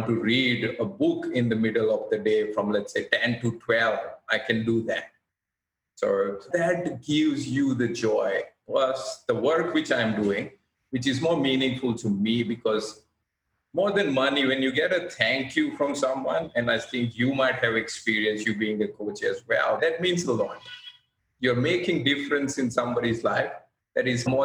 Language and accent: English; India; moved away as an adult; now in Australia; being an Indian